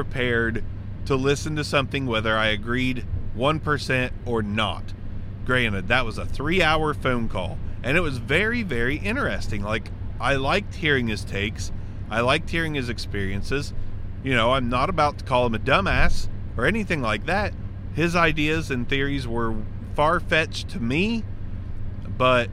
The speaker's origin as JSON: {"language": "English", "region": "Southern Ohio", "country": "United States", "accent": "Southern Ohio", "said": "everybody down here in Southern Ohio, I know my accent is deep enough"}